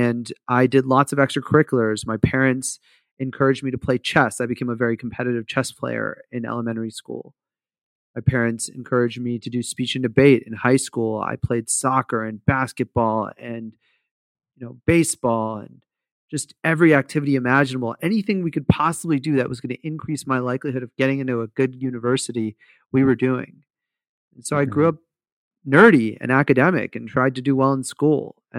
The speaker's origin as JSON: {"language": "English", "town": "Fremont", "region": "California", "country": "United States", "tie": "born or raised there", "said": "I grew up in Fremont, which is like this community in the Bay Area in California"}